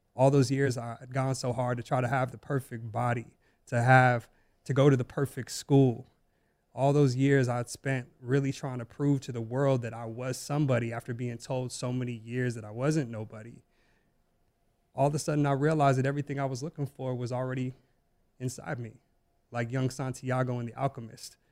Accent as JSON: {"language": "English", "town": "Las Vegas", "region": "Nevada", "country": "United States", "tie": "born or raised there", "said": "growing up in Las Vegas"}